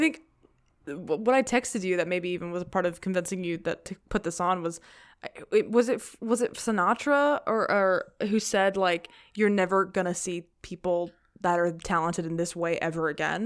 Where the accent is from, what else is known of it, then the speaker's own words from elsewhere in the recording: the South, United States; growing up in the South